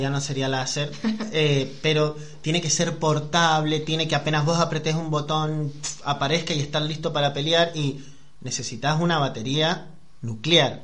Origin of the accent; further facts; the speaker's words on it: San Juan, Argentina; soy de San Juan